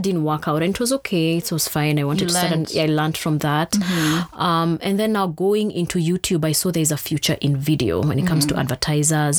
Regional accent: Thika, Kiambu County, Kenya; I grew up in Thika

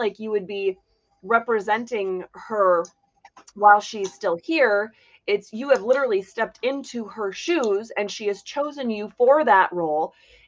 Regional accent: Hancock, Michigan, United States; born there; I was born up there. Well, okay, I was born in Hancock. I'm actually not sure what county Hancock is in, but I think it's the same county. Anyway, that's where my family is from.

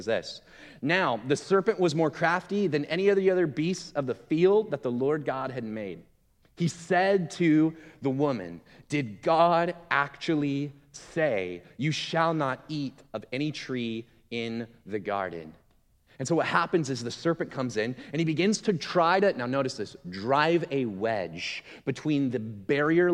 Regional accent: Gresham, Oregon, United States; moved away as an adult; also born or lived in Milwaukee; I grew up in Gresham.

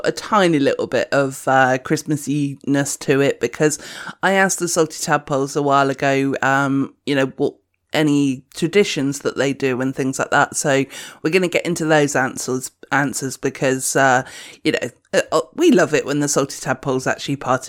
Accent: United Kingdom; You know, I'm a British person, so I'm fine, is what I'm going to say from now on.

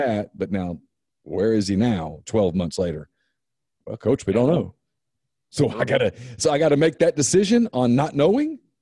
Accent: Ruston, Louisiana, United States; moved away; I'm from Ruston

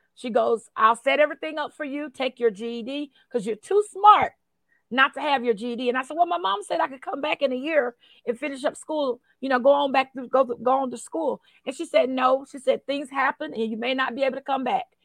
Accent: Post, Texas, United States; I grew up in Post, Texas

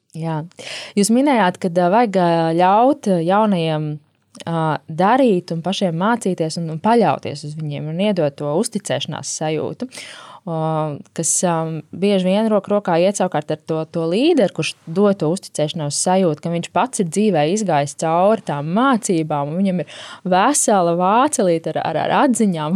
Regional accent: Latvia

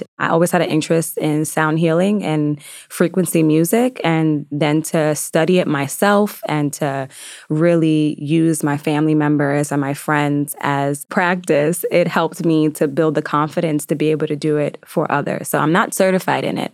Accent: Yonkers, New York, United States; growing up originally in Yonkers, I lived right off the Hudson River

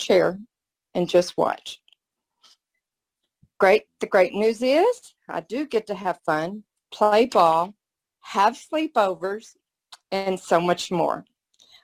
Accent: Mesquite, Texas, United States; moved away as an adult; now in Austin, United States; I'm originally from Mesquite, Texas, the rodeo capital of Texas. I relocated to Austin a couple of years ago.

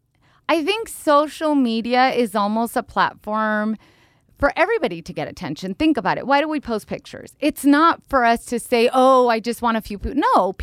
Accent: Mexico; also born or lived in United States; even though I was born here in the United States of America, I did live 8 years in a small town in Mexico with my grandmother and my dad's side of the family

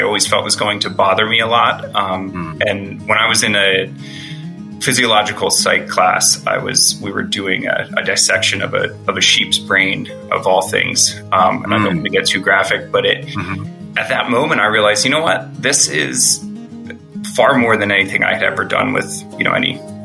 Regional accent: Pennsylvania, United States; also born or lived in Florida; We're both from Pennsylvania.

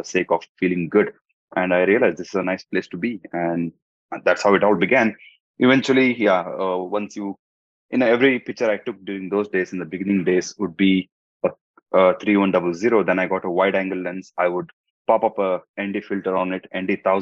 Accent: India; first language Hindi; English is a second language; now in Dubai, United Arab Emirates; I come from India, and in Dubai

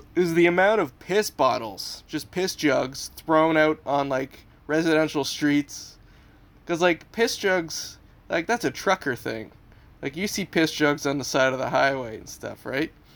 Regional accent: London, Ontario, Canada; he's from London, Ontario, as am I.

